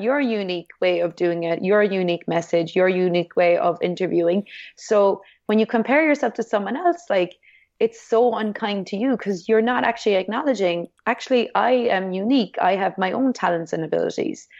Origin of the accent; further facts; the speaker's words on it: Ireland; being Irish